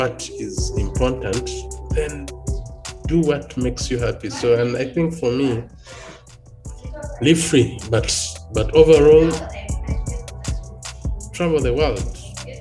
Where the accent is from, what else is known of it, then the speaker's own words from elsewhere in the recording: Buganda, Central Region, Uganda; I'm from Central Uganda in Buganda